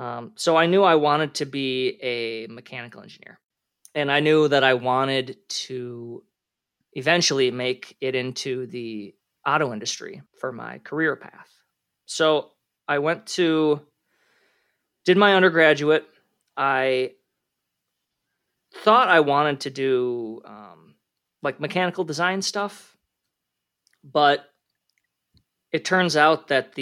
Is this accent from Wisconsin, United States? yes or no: no; Minnesota, United States; So I grew up in the Twin Cities area of Minnesota. I went to the University of Minnesota Twin Cities, class of 2009 for my undergrad.